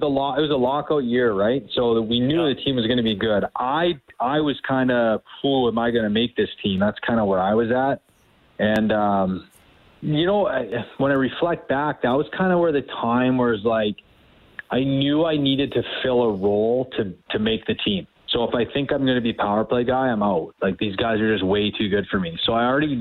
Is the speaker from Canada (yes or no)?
yes; Surrey, British Columbia, Canada; moved away; I grew up in Surrey, BC.